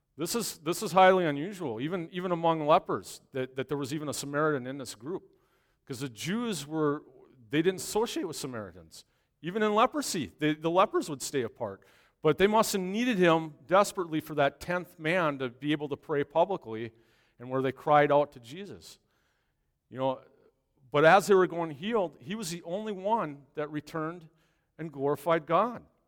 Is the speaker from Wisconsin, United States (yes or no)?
yes; Long Lake, Wisconsin, United States; my hometown last, uh, last week up in Long Lake, Wisconsin, a little town north of here